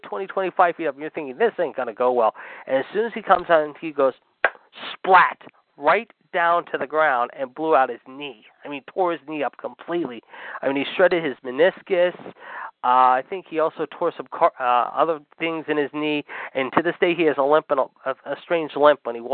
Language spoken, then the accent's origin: English; Pittsburgh, Pennsylvania, United States; my hometown of Pittsburgh